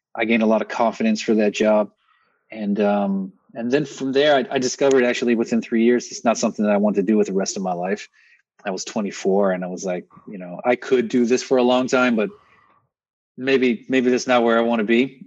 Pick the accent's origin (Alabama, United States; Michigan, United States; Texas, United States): Texas, United States; moved away; also born or lived in Northeast US; I grew up in Texas